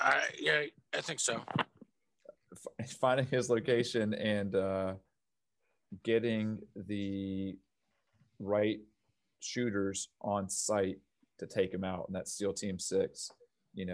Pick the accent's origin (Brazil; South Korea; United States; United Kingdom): United States; as an American